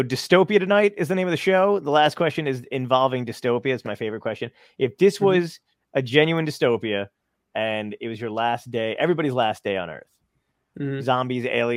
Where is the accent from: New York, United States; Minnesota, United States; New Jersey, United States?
New York, United States; New York City; I'm born from Brooklyn